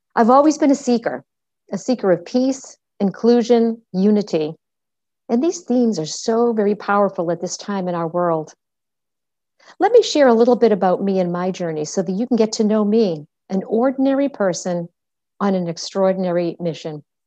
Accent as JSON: {"language": "English", "town": "Medford", "region": "Massachusetts", "country": "United States", "tie": "born or raised there", "said": "I was born in Medford, Massachusetts"}